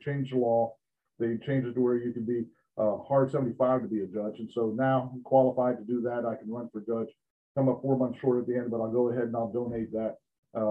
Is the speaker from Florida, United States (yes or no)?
yes; Central Florida, United States; I grew up in Central Florida. I went to school in Orange County